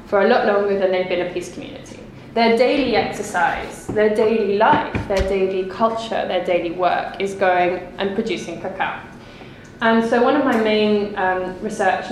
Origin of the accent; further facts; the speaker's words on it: England, United Kingdom; also born or lived in Colombia; I have the privilege of being English